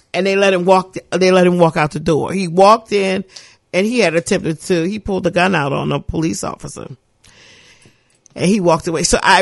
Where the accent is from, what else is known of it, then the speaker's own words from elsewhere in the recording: New Orleans, Louisiana, United States; When I grew up in the St. Bernard Project